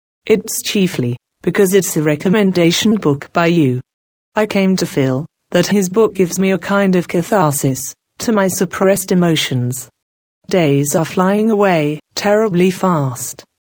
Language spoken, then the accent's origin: English; Japan; English is a second language; But I can't deny Japan completely, because it is my home country. It's almost one's instinct to defend it in one way or the other.